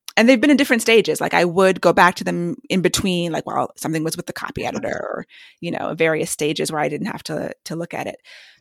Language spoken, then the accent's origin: English; Maryland, United States; also born or lived in New York / Washington, D.C. / New Jersey; born in New York, and then we lived in D.C. and then New Jersey and finally Maryland. So I call Maryland home because I've lived here since I was about 10, but the first 10 years we moved around a lot